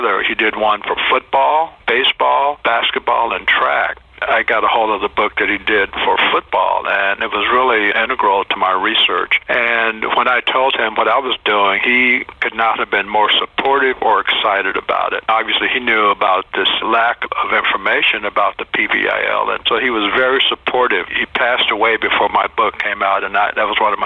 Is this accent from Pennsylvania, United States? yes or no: no; Houston, Texas, United States; growing up in Houston during the segregated era